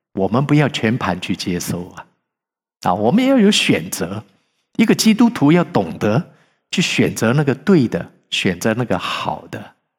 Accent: China; moved away; 我们是中国人

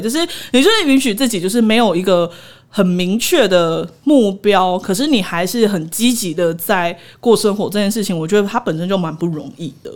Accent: Taiwan; 我其实一直觉得身为台湾人

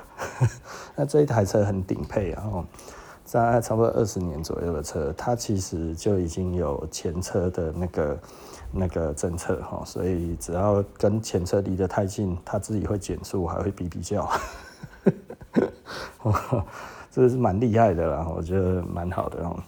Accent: Taiwan; 就我们台湾人不太想要被人呃尊重吗？

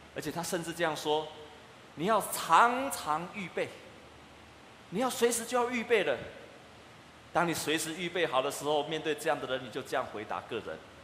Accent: Taiwan; 我们台湾人

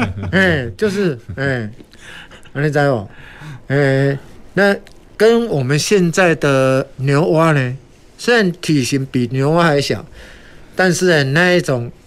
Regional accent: Taiwan; 但是我们台湾人呢，就有一个很好的习惯，尝鲜美。

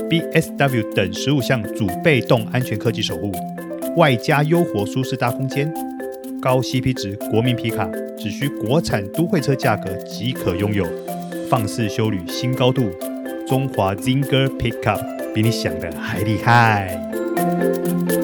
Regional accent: Taiwan; moved away as an adult; also born or lived in Beijing; 像我们台湾人早年去大陆要买车，挂的也都是黑牌

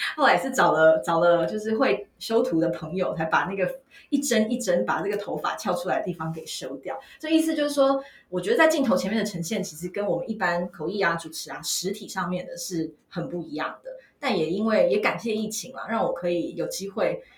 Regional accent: Taitung, Taitung County, Taiwan; moved away; 我也是台东女中毕业的

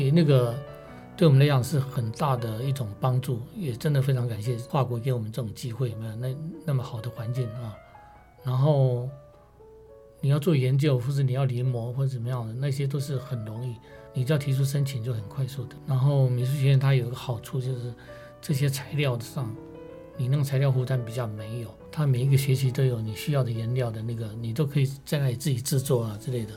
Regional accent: Pingtung County, Taiwan; moved away as an adult; also born or lived in Paris, France / Austria; 我在屏东出生

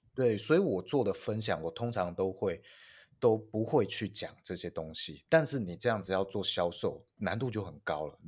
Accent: northern Taiwan, Taiwan; 我北部人

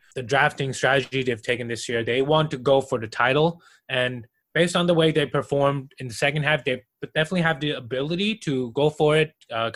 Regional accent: Taiwan; moved away; also born or lived in Austria; being born and raised in Taiwan

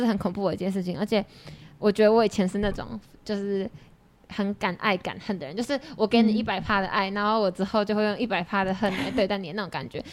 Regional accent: Taichung, Taiwan; moved away; 我是台中人，对。然后我就一直待在台中西屯区那个小小的圈子里面

